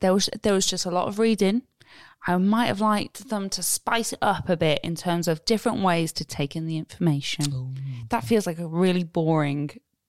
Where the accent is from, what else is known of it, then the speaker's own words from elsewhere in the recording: North Wales, United Kingdom; I'm from North Wales.